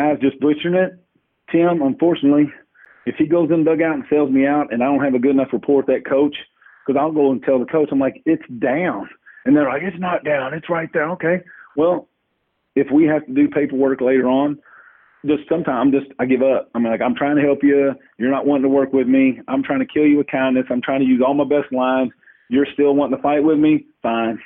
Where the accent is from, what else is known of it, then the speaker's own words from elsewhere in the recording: Louisville, Kentucky, United States; I'm from Louisville